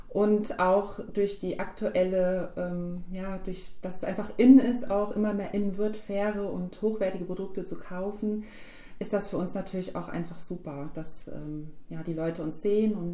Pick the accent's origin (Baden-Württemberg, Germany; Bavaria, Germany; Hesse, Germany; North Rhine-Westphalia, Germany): Hesse, Germany; Gladenbach; ich bin ja aus Glanbach.